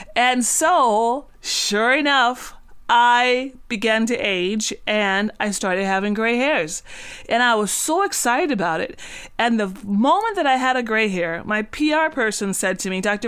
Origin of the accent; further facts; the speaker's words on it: Cat Island, Bahamas; moved away; I'm from the Bahamas, and so I was born on a very small island, um, bought, bought up a, on a very small island in the Bahamas called Cat Island